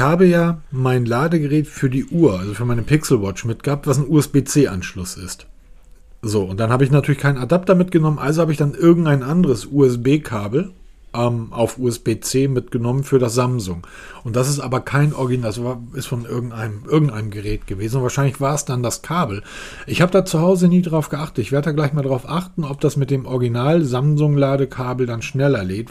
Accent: Germany; als Deutscher

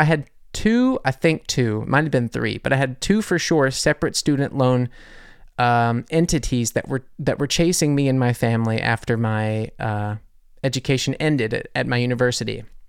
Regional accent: United States; now in Munich, Germany; I'm American

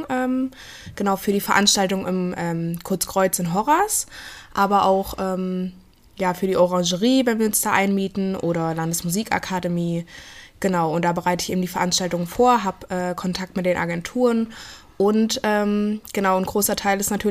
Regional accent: Blankenau, Hesse, Germany; also born or lived in Fulda; genau, geboren bin ich in Fulda, aber aufgewachsen. Ähm in Blankenau. Also das ist, äh, in, liegt in der Gemeinde Hosenfeld, das ist so 18 Kilometer von hier entfernt.

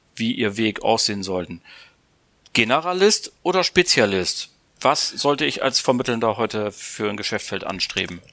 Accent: Bremen, Germany; ich bin ja Bremer

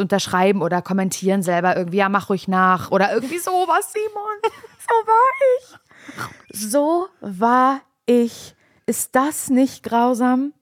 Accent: East Germany, Germany; ich bin ja noch, äh, kurz vor der Wende in Ostdeutschland geboren

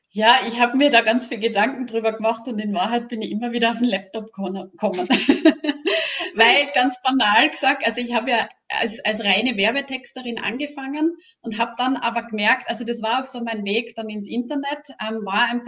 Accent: Styria, Austria; now in Tyrol, Austria; die bin ja aus der Steiermark, wohne in Tirol, ähm, dort eben auch sehr oft einmal in die Steiermark gefahren bin

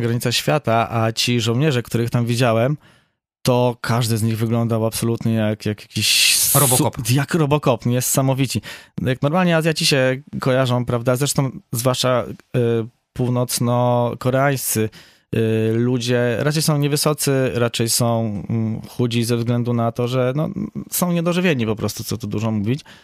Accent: Poland; jestem z Polski

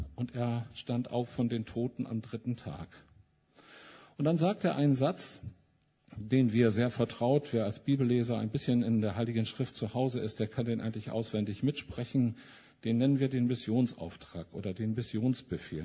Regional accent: Mülheim an der Ruhr, North Rhine-Westphalia, Germany; Ich komme ja aus Mülheim an der Ruhr

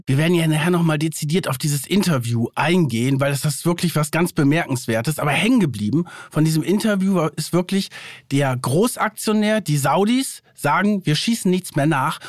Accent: Germany; bei uns in Deutschland

